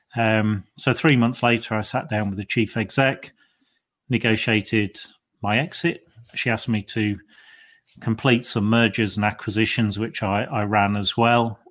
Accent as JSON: {"language": "English", "area": "Lincolnshire", "region": "East Midlands", "country": "United Kingdom", "tie": "born or raised there", "moved": "as an adult", "said": "I was born and bred in Lincolnshire"}